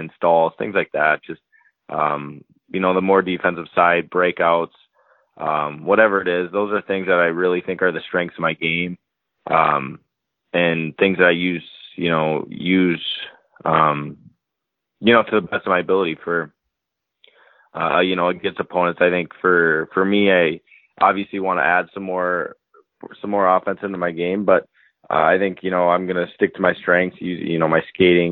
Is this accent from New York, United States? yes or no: no; Minnesota, United States; I grew up here in Minnesota